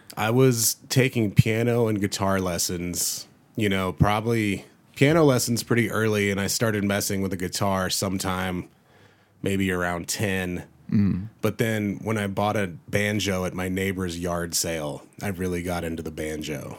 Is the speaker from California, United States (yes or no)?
no; North Carolina, United States; now in Colorado, United States; I grew up in, out in North Carolina.